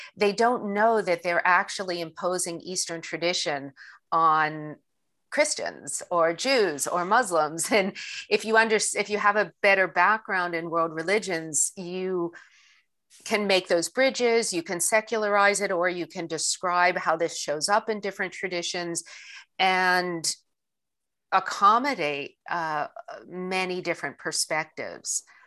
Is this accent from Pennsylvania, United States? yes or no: yes; Pittsburgh, Pennsylvania, United States; I grew up in Pittsburgh